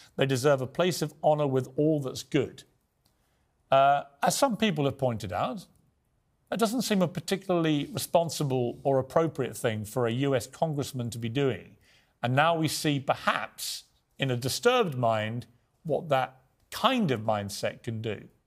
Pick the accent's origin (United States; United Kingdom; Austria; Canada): United Kingdom; accent: British; as a Brit